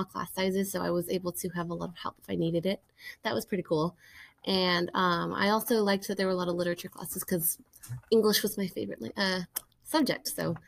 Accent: California, United States; also born or lived in Massachusetts; So I was born and raised in California.

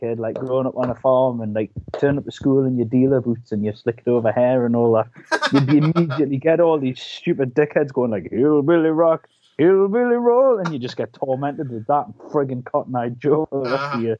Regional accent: United Kingdom; also born or lived in London; So I was born down in London, actually, and we moved up here when I was three.

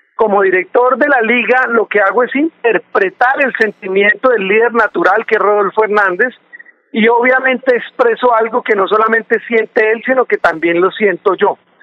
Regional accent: Santander, Colombia; nosotros como santandereanos

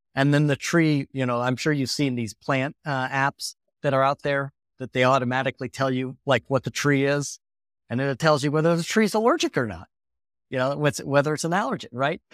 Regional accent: Lake Michigan, northern Indiana, United States; I grew up on Lake Michigan, uh, kind of in northern Indiana

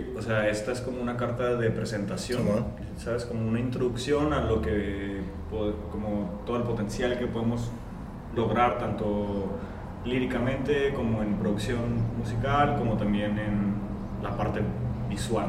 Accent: Tijuana, Baja California, Mexico; Lomas Virreyes, que es florido, entonces yo toda mi vida crecí allá

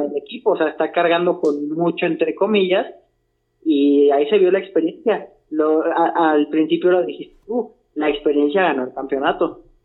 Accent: Mexico; como buen mexicano

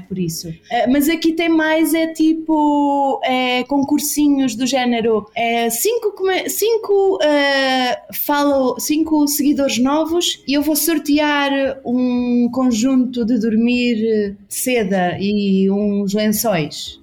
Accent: Bairrada, Centro, Portugal; moved away as an adult; now in São Paulo, Brazil; sou da Bairrada, terra do leitão

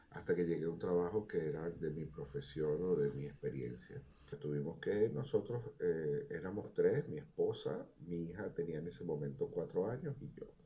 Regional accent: Venezuela; now in Chile; soy un venezolano que emigré hace seis años atrás. Eh, me vine en el 2015 a Chile.

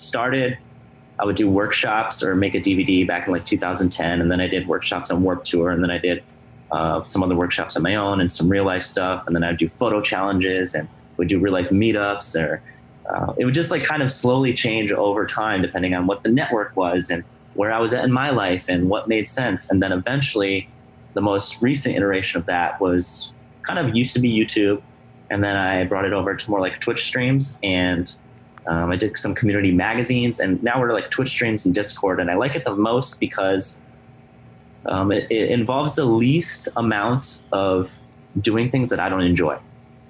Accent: Madison, Wisconsin, United States; I'm from Madison, Wisconsin

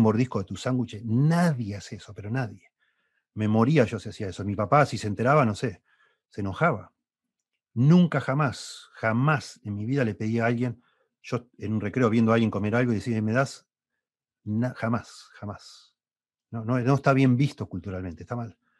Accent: Argentina; also born or lived in Uruguay; Yo nací en Uruguay, me vine a vivir en Argentina, Argentina a los siete años. Bueno, llegué a hacer dos años de primaria en Uruguay

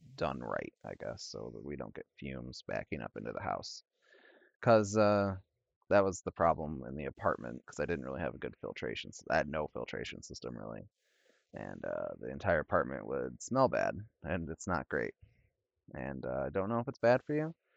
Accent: northern Illinois, United States; accent: Illinois and Wisconsin; from, uh, northern Illinois. I got the, the worst part of, uh, Illinois and the worst part of, uh, Wisconsin, uh, in my accent

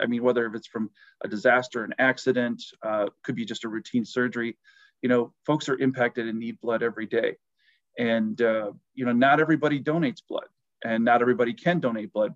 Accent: New Lisbon, Wisconsin, United States; where I grew up, my hometown is uh, New Lisbon, Wisconsin. That I grew up on a farm

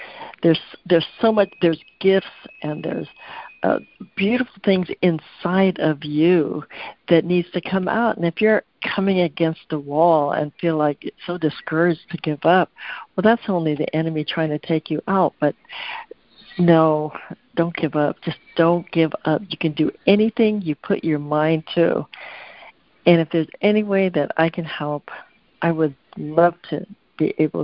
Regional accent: Concord, California, United States; also born or lived in San Francisco, California / Hawaii; now in Northern California, United States; I was born in San Francisco and raised in Concord, California

